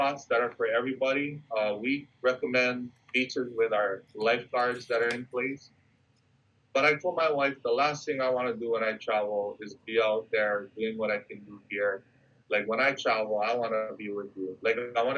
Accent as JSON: {"language": "English", "area": "Kauai", "region": "Hawaii", "country": "United States", "said": "people in Kauai"}